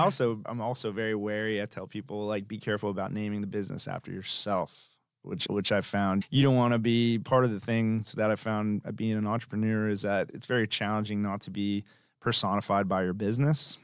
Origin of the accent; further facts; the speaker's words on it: Tampa, Florida, United States; moved away as an adult; also born or lived in Tallahassee, Florida; I'm from Tampa, Florida originally